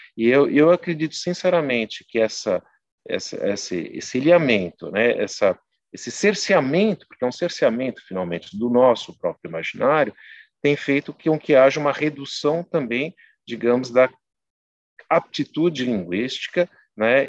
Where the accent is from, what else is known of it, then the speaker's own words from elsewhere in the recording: São Bernardo do Campo, São Paulo, Brazil; eu não nasci em São Bernardo, eu fui criado em São Bernardo, sul de São Paulo, ali da zona sul de São Paulo, da região do Jabaquara, São Judas